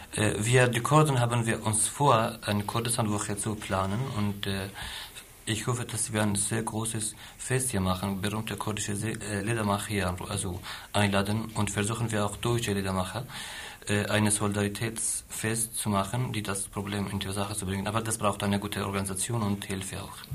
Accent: Iraq; German is a second language; moved away; Wir als Iraker

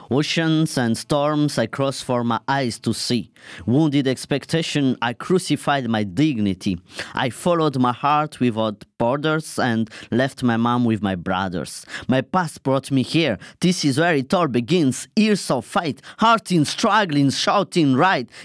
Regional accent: Cameroon; English is a second language; now in Germany; Hello, uh, I'm …. I'm from Cameroon and I'm here in Germany since two

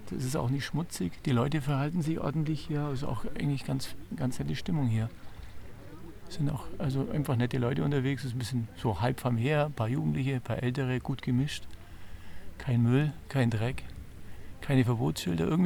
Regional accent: Hannover, Lower Saxony, Germany; Also wir, wir kommen tatsächlich nicht von hier, wir kommen aus Hannover

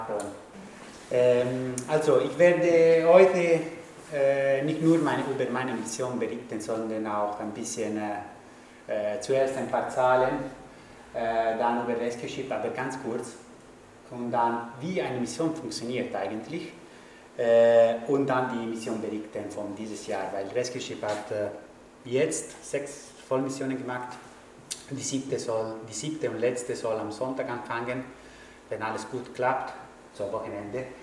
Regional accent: Italy; German is a second language; ich kann auch sagen, ich bin Italiener, dass es gibt auch viele Leute, die in Italien kommen

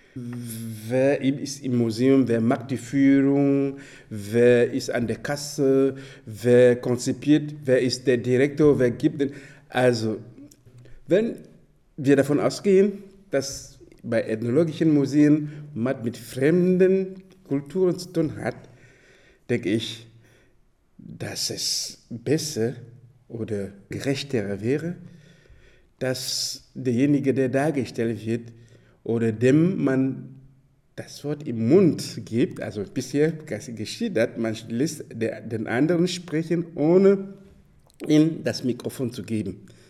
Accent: Dschang, West, Cameroon; German is a second language; gerade die Gegend, wo ich herkomme, heißt Chang

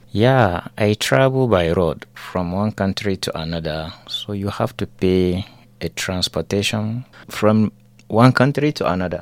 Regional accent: Northern Nigeria, Nigeria; moved away as an adult; now in Germany; the reasons that make me left my hometown Nigeria is insecurity in northern part of Nigeria where I was born

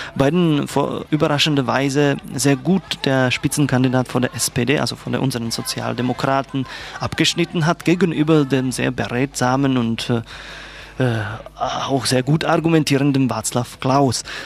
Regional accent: Czechia; German is a second language; now in Germany; als Tscheche

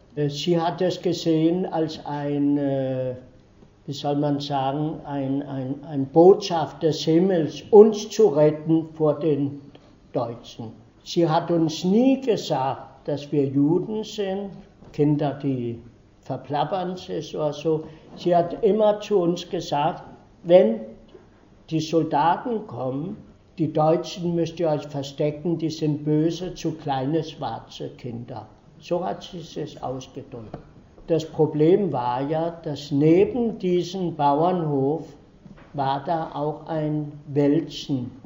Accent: Denmark; first language Danish; German is a second language; moved away as an adult; also born or lived in Iceland / Konstanz, Germany; now in Freiburg, Germany; ich bin in Dänemark aufgewachsen, dort zur Schule gegangen

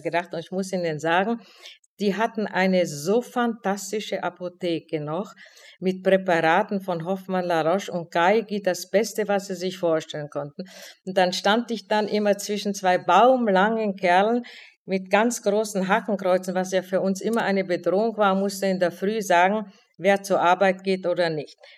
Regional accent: Olomouc, Olomouc Region, Czechia; moved away as an adult; now in Frankfurt, Germany; Ich fuhr nach Olmütz in meine Heimatstadt

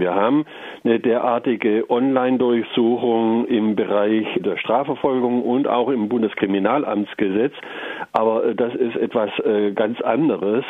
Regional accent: Germany; bei uns in Deutschland

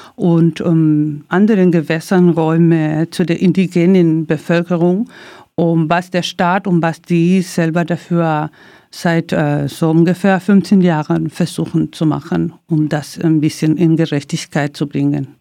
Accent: Santiago, Santiago Metropolitan Region, Chile; German is a second language; moved away as an adult; now in Germany; ich bin Chilenin, Chilenin und ähm, ich bin so groß geworden in einem Sektor, die im Zentrum Santiago

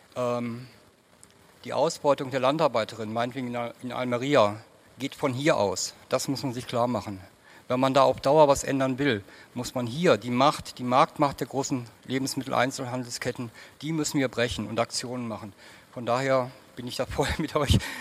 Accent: South Oldenburg, Lower Saxony, Germany; bei uns in Südoldenburg

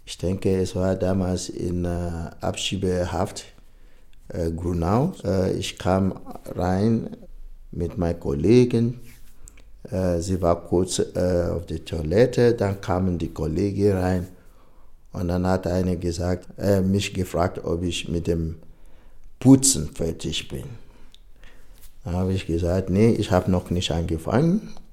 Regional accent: Nigeria; now in Berlin, Germany; Ich bin gebürtiger Nigerianer, lebe aber schon einige Jahre in äh, Berlin.

